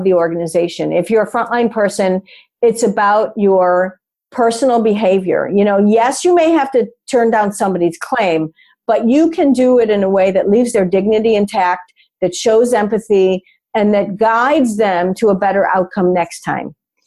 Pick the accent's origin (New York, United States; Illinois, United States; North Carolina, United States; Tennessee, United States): Illinois, United States; Chicago; I grew up in Chicago, so we're a big Chicago Cubs family